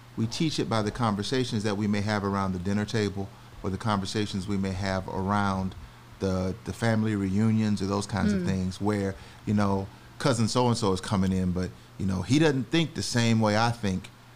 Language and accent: English; Alabama and Florida, the South, United States; moved away as an adult; also born or lived in North Carolina / Birmingham, Alabama / Jacksonville, Florida / Hampton, Virginia; now in Georgia, United States; I grew up in Birmingham, Alabama, and Jacksonville, Florida